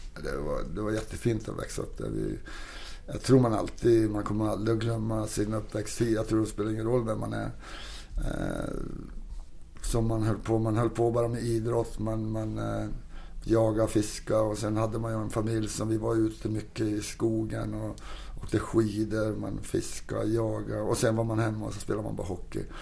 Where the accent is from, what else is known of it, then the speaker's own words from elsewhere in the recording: Kiruna, Norrbotten County, Sweden; also born or lived in Toronto, Canada; now in Stockholm, Sweden; åka hem till mina hemtrakter i Kiruna där var vi kommer ifrån